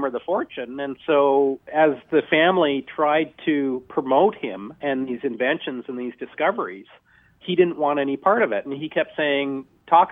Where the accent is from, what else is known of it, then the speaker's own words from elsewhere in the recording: Canada; I'm quite happy being a Canadian